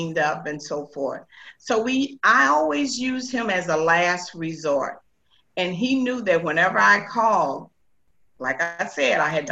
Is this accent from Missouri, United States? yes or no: yes; St. Louis, Missouri, United States; I was born and raised here in St. Louis, Missouri